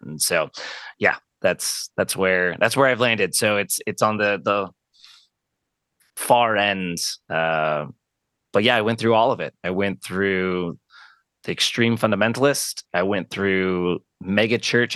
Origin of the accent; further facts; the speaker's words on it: Arizona, United States; born and raised in Arizona. Been here my whole life